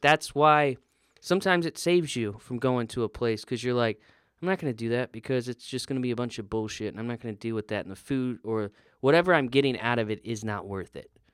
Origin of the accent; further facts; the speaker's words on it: the South, United States; I'm from the South